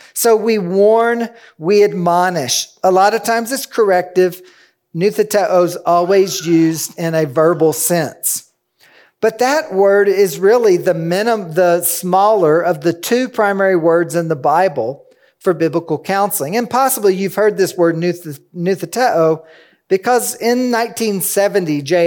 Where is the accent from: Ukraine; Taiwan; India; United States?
United States; Kentucky; I'm from Kentucky, where there's a rolling hill, hill after hill